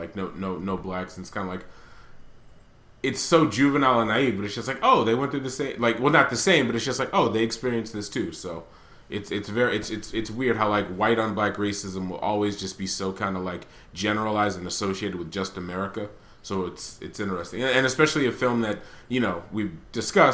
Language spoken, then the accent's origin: English; United States; I'm American, because I'm a black American